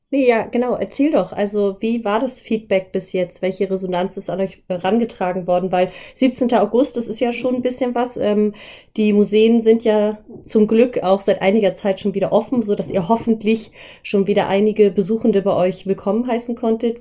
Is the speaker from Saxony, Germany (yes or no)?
no; Schleswig-Holstein, Germany; hier bei uns in Schleswig-Holstein